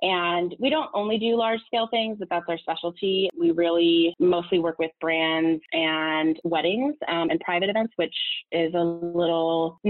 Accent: California, United States; also born or lived in Los Angeles; now in New York, United States; I'm from Southern California and had moved to LA and had spent about seven, 8 years in LA working in the industry.

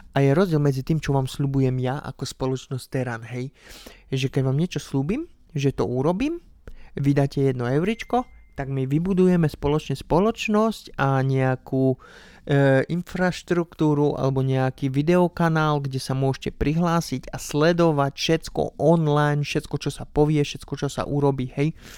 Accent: Slovakia; doma na Slovensku

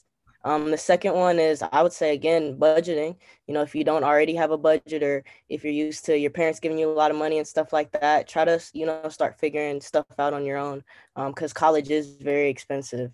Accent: Cincinnati, Ohio, United States; moved away as an adult; now in Washington, D.C., United States; I'm from Cincinnati, Ohio

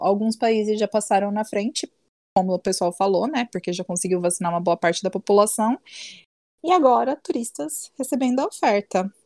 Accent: Brazil; eu sou brasileira

